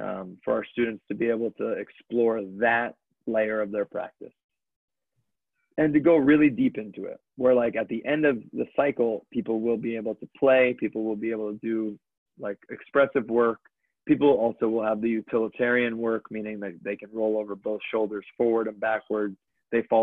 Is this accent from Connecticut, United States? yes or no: yes; Connecticut, United States; I grew up in Connecticut